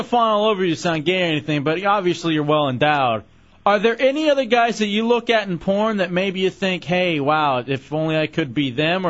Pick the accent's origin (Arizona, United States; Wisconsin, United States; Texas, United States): Texas, United States; Dallas; also born or lived in Michigan; now in Central Florida, United States; I'm from Dallas, but Dubs and I met up in Michigan. Now somehow we're in Central Florida.